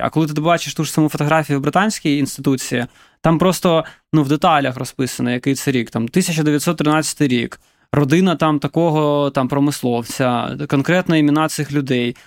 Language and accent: Ukrainian; Donetsk, Donetsk Oblast, Ukraine; now in Kyiv, Ukraine; я родом з Донецька.